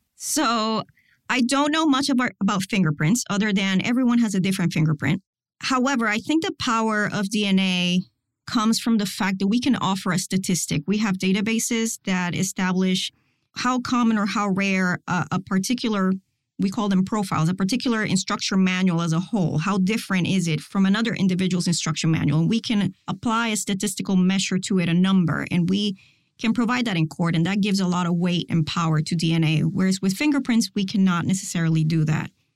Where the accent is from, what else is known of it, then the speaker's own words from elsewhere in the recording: Puerto Rico; moved away as an adult; also born or lived in Miami; I was born and raised in Puerto Rico